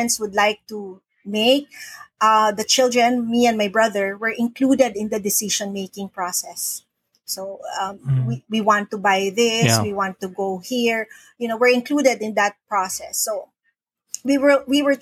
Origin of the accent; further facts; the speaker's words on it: Manila, Metro Manila, Philippines; moved away as an adult; now in Cagayan de Oro, Philippines; I am from Manila. I used to live, I was born, raised, lived in Manila my whole life.